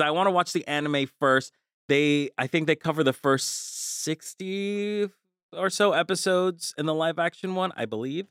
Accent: Colombia; moved away; I'm from Colombia

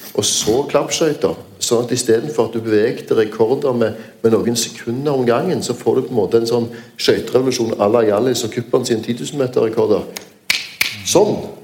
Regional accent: Stavanger, Rogaland, Norway; min hjemby Stavanger

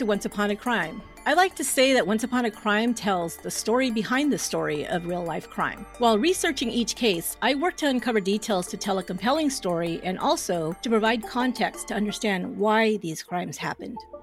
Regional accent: San Jose, California, United States; my hometown of where I'm at in San Jose, California

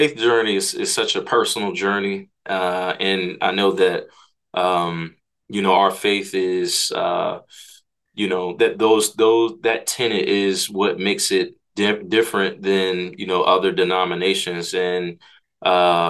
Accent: Hyattsville, Maryland, United States; also born or lived in Takoma Park, Maryland / Frederick, Maryland; I'm from the DMV area, grew up in Hyattsville, Maryland

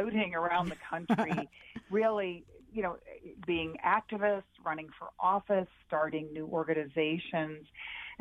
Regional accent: Texas, United States; when I was growing up in Texas

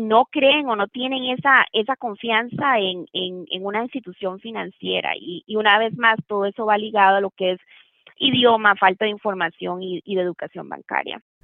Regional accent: Costa Rica; moved away as an adult; now in Tennessee, United States; Yo soy de Costa Rica, nací que sí en Costa Rica y me gradué de la Escuela de Derecho en Costa Rica.

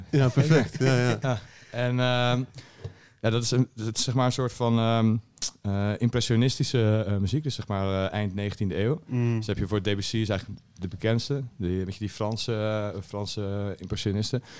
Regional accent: Alphen aan den Rijn, South Holland, Netherlands; Al van de Rijn.

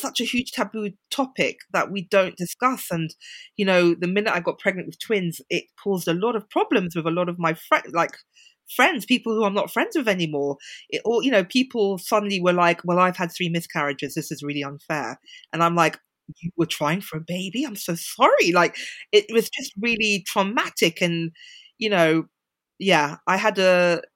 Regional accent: London, United Kingdom; moved away; I grew up in central London.

